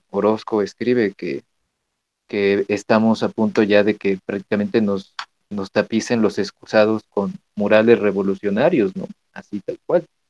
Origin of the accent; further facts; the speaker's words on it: Mexico; como mexicanos tenemos que conocer nuestro arte